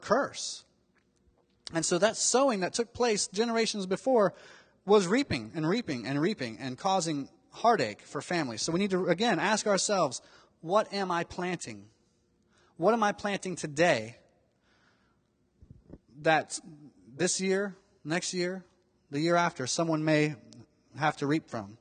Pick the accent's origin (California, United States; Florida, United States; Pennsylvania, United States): Florida, United States; Miami; when I was growing up in Miami, Florida